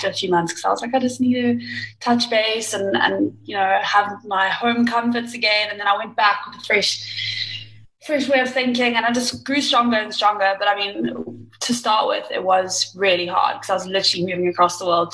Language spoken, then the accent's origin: English; Durban, KwaZulu-Natal, South Africa; moved away as an adult; also born or lived in Liverpool, United Kingdom; born and raised in South Africa in Durban